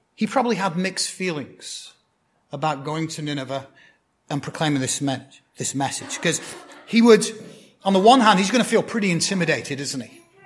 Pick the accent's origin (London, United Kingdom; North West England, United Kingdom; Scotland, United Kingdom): North West England, United Kingdom; Blackburn; moved away; my hometown football team, that's soccer to you guys, uh, Blackburn Rovers